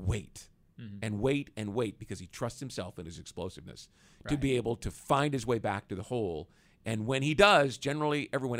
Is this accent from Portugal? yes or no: no; Kansas City, United States; sorry, I'm from Kansas City, so I know